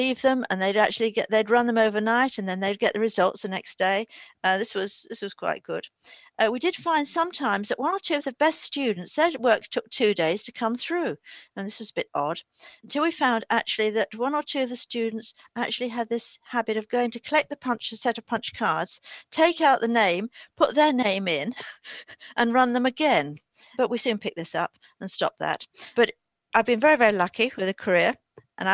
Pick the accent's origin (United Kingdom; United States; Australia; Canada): United Kingdom; London; also born or lived in New Forest; I was a Londoner, but I always, as a child, used to come down to the New Forest. So that I was going to school in London